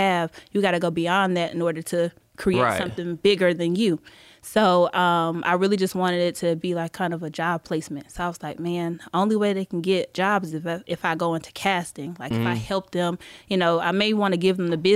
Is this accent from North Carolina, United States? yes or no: yes; Charlotte, North Carolina, United States; moved away as an adult; also born or lived in Greensboro, North Carolina / Atlanta, Georgia; I'm from Charlotte, but I went to school in Greensboro, and okay. then moved there straight out of college